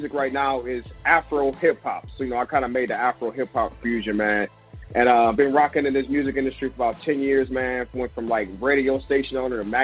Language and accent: English; Detroit, Michigan, United States; moved away as an adult; also born or lived in Africa; now in Los Angeles, United States; I'm originally from Detroit, Michigan